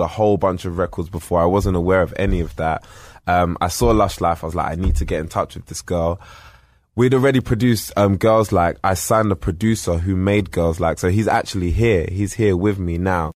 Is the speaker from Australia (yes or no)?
no; United Kingdom; being British